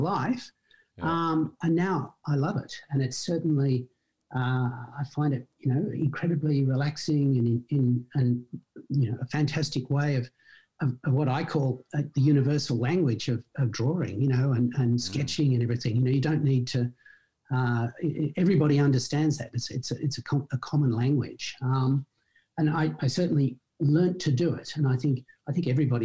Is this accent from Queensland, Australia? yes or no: no; Sydney, New South Wales, Australia; born and raised in Sydney. Absolutely. Went to school in Sydney and then went to university in Sydney. So yeah, complete Sydney-sider